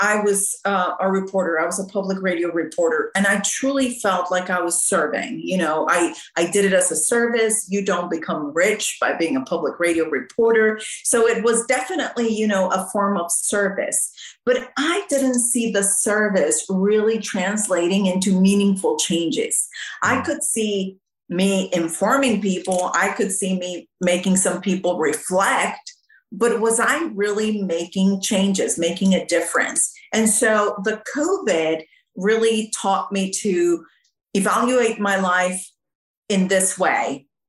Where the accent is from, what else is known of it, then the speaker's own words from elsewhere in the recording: Mexico City, Mexico; now in Austin, United States; No, I grew up in Mexico City where my parents were missionaries.